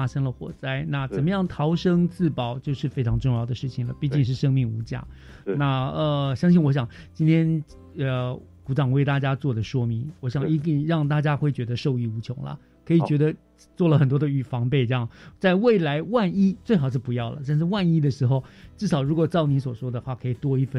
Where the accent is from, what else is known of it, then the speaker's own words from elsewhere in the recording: Taiwan; 哦，加上我们台湾人习惯加。做铁窗